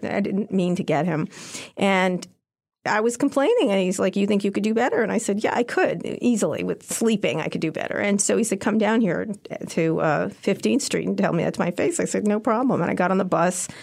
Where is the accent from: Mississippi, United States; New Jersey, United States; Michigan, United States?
New Jersey, United States; Princeton; moved away as an adult; also born or lived in Philadelphia, Pennsylvania / Long Island, New York / Roslyn Harbor, New York / Washington, D.C.; I grew up in Princeton mostly